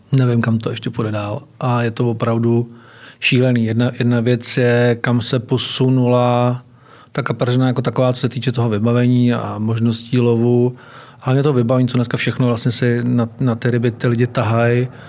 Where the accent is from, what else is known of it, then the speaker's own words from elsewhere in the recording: Hronov, Hradec Králové Region, Czechia; also born or lived in Náchod; já jsem se narodil ve východních Čechách, v Náchodě. A žil jsem v Hronově